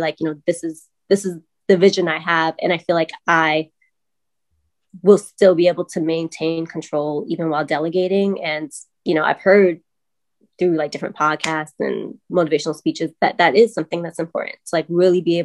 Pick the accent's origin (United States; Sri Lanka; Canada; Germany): United States; New York City, New York; moved away as an adult; now in Charlotte, United States; I'm from Brooklyn, New York